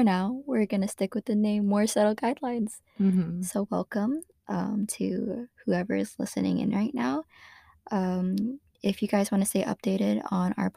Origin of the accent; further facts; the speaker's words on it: San Jose, California, United States; I'm from San Jose